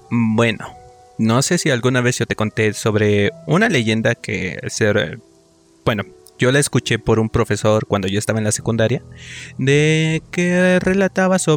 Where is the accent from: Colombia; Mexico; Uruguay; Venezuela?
Mexico; Cautepec, Hidalgo; de donde yo soy, que es del municipio de Cautepec, del estado de Hidalgo, hay diversos este, colonias que están algo dispersas.